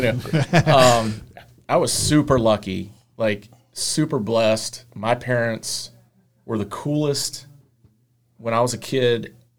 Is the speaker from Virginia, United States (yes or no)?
yes; Roanoke, Virginia, United States; Born here, yeah. I was born in Roanoke. Lived around here most of my life.